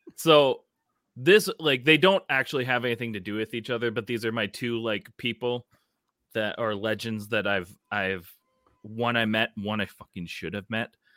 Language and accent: English; Minnesota, United States; as a Minnesotan